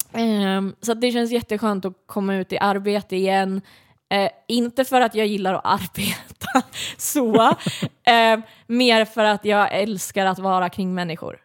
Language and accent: Swedish; Södermanland, Sweden; jag är uppväxt i, i Sörmland